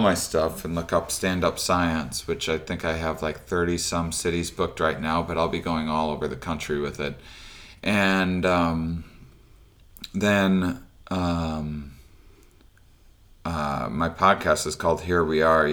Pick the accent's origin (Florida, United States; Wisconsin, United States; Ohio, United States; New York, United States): Wisconsin, United States; La Crosse; moved away; I'm from La Crosse, Wisconsin originally